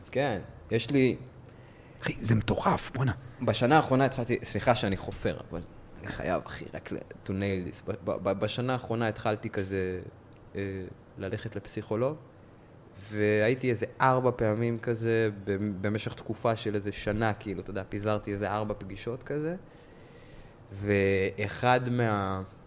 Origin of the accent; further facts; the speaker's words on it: Israel; אני נולדתי פה